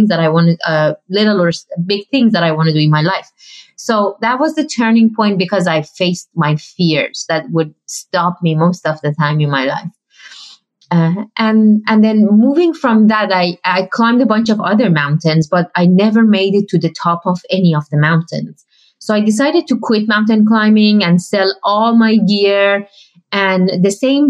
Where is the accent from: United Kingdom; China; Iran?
Iran; moved away; I grew up in Iran